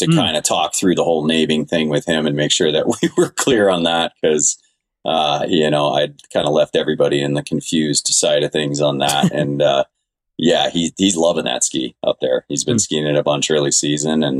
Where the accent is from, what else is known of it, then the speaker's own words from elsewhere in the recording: Colorado, United States; myself and my brother, born and raised in Colorado